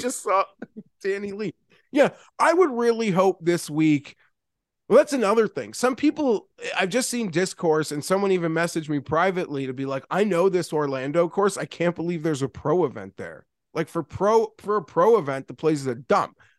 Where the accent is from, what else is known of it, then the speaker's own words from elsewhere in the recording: Canada; as from Canadian